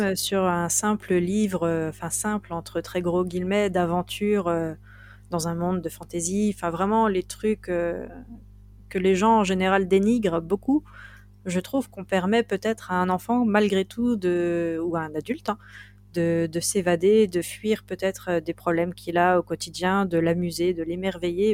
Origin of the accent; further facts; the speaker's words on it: Binic, Brittany, France; on est vraiment chez moi, à Binic